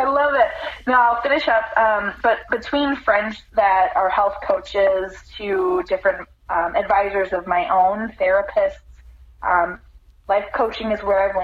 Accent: Midwest, United States; moved away as an adult; also born or lived in Orlando, Florida; Growing up in the Midwest

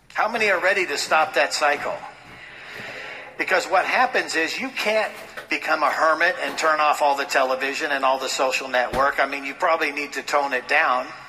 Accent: Los Angeles, California, United States; growing up in Los Angeles, going to school with people who were in Hollywood

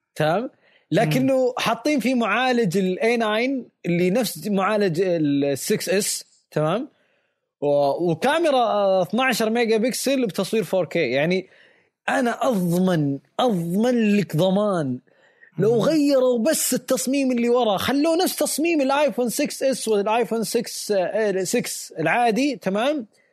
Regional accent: Saudi Arabia; عندنا بالسعودية

